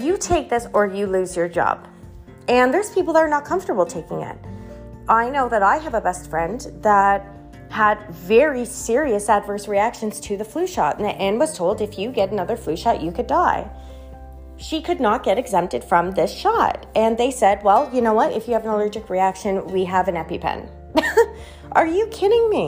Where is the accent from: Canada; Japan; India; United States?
Canada; we're Canadian.